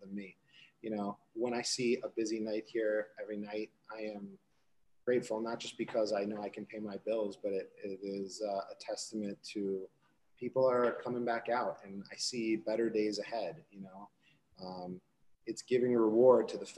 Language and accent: English; Minneapolis and Chicago, Midwest, United States; moved away as an adult; also born or lived in Rochester, New York / Hyde Park, New York; now in Hudson Valley, New York, United States; I was raised in the Midwest, in Minneapolis and Chicago